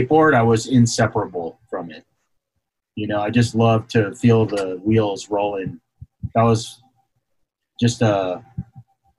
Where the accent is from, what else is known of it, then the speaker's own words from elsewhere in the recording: Alexandria, Virginia, United States; moved away; also born or lived in Washington, D.C. / San Jose; I grew up in Virginia